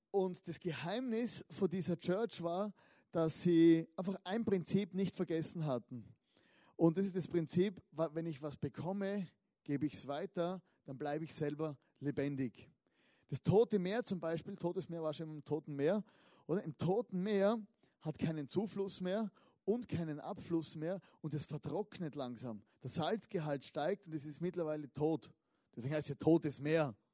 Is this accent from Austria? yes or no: yes; Styria, Austria; Oder ich komme aus der Südsteiermark, ist auch ein berühmtes Weinanbaugebiet.